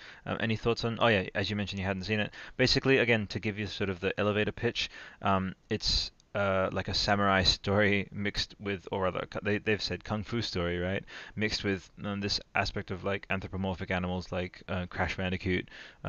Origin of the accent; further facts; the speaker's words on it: Italy; It's like it's like you guys again, deep cut for Italy, growing up in Italy, but you guys remember Albero Azzurro?